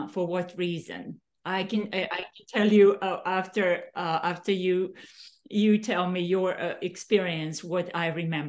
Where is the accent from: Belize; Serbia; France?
Serbia; English is a second language; now in United States; I'm from Yugoslavia originally.